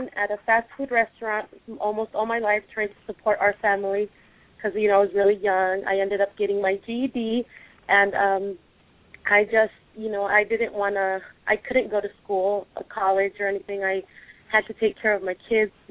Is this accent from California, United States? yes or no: yes; Vista, California, United States; my parents are originally from Mexico. I was born here in the United States. We ended up in the city of Vista here in San Diego